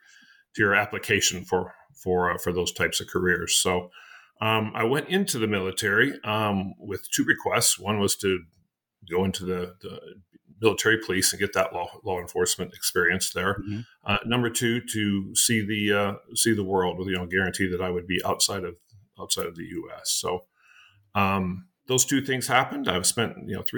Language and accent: English; Amarillo, Texas, United States; moved away as an adult; also born or lived in Sioux Falls, South Dakota / De Smet, South Dakota / Europe; spent my years growing up there in Texas